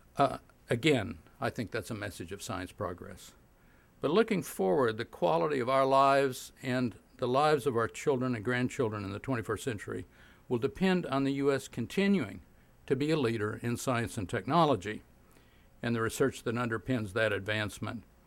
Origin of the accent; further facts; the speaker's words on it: Oklahoma, United States; I grew up in Oklahoma in the 40s and 50s